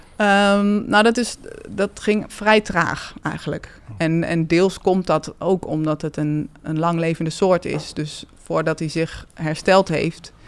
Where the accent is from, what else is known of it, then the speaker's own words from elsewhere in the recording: Hengelo, Overijssel, Netherlands; Ik ben geboren en getogen in Hengelo, in het oosten van het land.